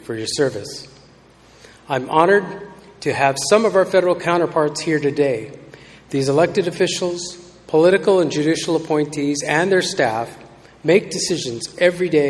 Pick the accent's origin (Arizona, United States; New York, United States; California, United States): California, United States; Pechanga Band of Indians; I'm the tribal chairman of the Pechanga Band of Indians in California.